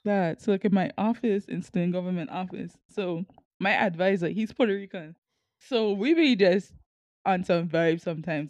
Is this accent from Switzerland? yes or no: no; Sint Maarten; moved away as an adult; now in Kansas, United States